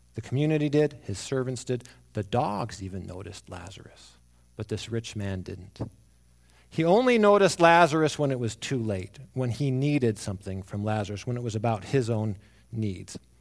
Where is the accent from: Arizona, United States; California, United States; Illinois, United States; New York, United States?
Arizona, United States; I grew up in Arizona